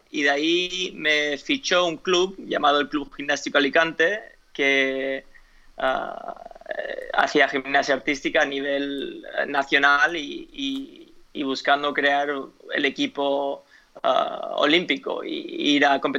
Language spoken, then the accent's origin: Spanish; United States; born there; Spanish is a second language; also born or lived in Spain; Bueno, yo en realidad no soy español, soy nacido en Estados Unidos, pero 20 eh, años de mi vida viviendo en España, mis padres viven en España todavía